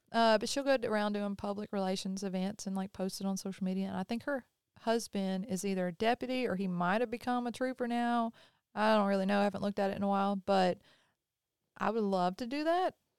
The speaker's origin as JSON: {"language": "English", "region": "the South", "country": "United States", "said": "we're from the South"}